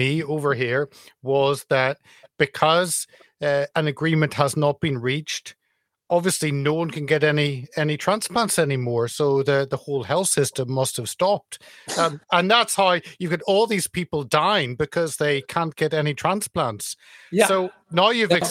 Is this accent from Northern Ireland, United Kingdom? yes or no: yes; Northern Irish, Northern Ireland, United Kingdom; now in London, United Kingdom; being Northern Irish, but watching it from afar over here in London